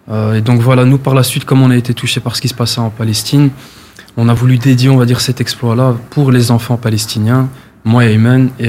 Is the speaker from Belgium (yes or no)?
yes; Brussels, Brussels-Capital Region, Belgium; donc moi, en résumé, donc voilà … 25 ans, je viens de Bruxelles dans la commune de Molenbeek.